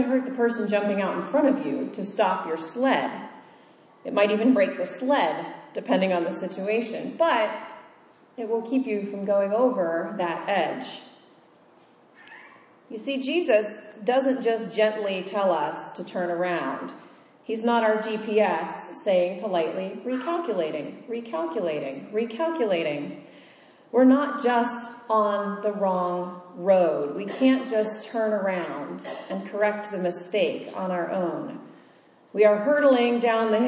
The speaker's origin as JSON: {"language": "English", "region": "Kansas", "country": "United States", "tie": "born or raised there", "moved": "yes", "said": "I grew up in Kansas, where all of the roads are straight and flat and go in a grid"}